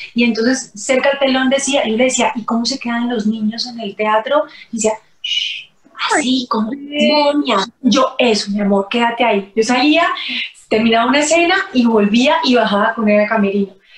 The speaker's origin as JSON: {"language": "Spanish", "town": "Cali", "region": "Valle del Cauca", "country": "Colombia", "said": "en mi tierra, en Cali"}